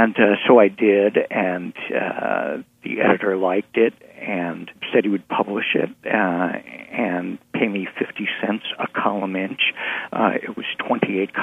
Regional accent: New York, United States; I grew up in New York

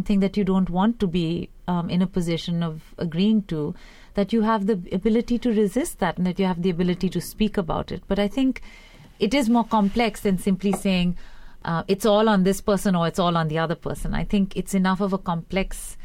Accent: India; moved away; growing up in India in the 80s

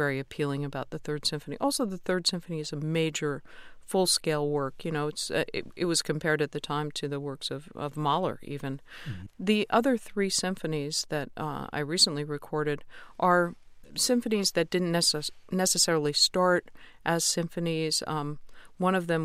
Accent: United States; as an American

